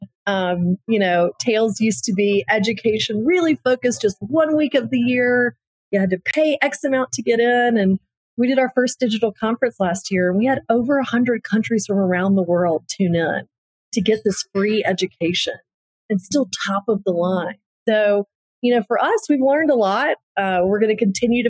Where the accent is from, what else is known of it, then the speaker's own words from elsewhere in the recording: New Orleans, Louisiana, United States; I'm from New Orleans. I've lived through Katrina